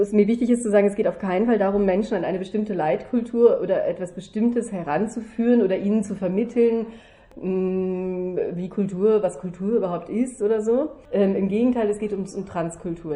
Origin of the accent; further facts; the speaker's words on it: Germany; now in Vienna, Austria; als Deutsche, als äh, Mutter, als als äh, Schauspielerin